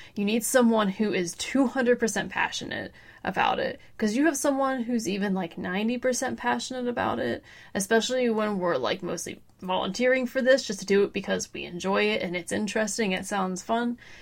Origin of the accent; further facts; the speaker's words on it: Pittsburgh, Pennsylvania, United States; from the Pittsburgh, Pennsylvania area, lived here my whole life